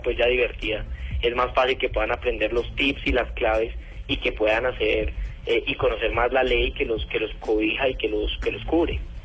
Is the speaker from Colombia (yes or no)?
yes; Colombia; como colombiano